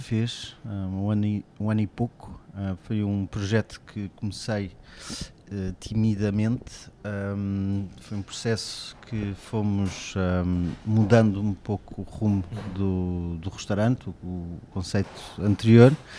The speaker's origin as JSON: {"language": "Portuguese", "town": "Cascais", "region": "Lisbon", "country": "Portugal", "tie": "born or raised there", "also_born_or_lived": "France / Alentejo", "moved": "as an adult", "said": "é aquele Cascais que eu conhecia até os meus 18 anos"}